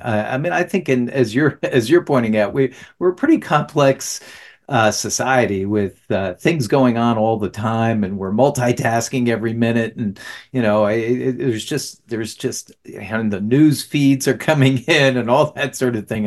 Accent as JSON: {"language": "English", "region": "New Jersey", "country": "United States", "also_born_or_lived": "the South", "moved": "yes", "said": "I'm from New Jersey originally"}